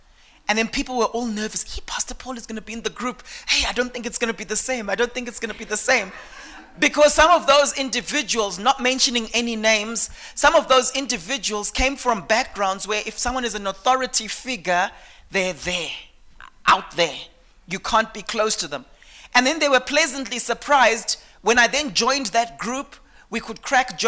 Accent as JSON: {"language": "English", "area": "Eastern Highlands", "region": "Manicaland", "country": "Zimbabwe", "said": "I came from a background. I'm from the Eastern Highlands in Zimbabwe, okay? And the people there are called the Manyika people"}